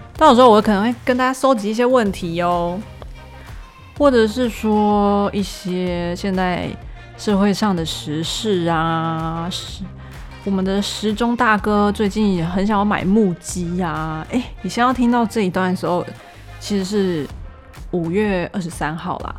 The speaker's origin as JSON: {"language": "Chinese", "region": "Taipei", "country": "Taiwan", "also_born_or_lived": "Australia", "said": "生活在台北"}